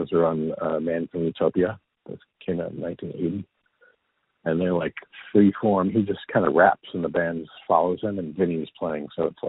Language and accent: English; Long Island, New York, United States; In Long Island.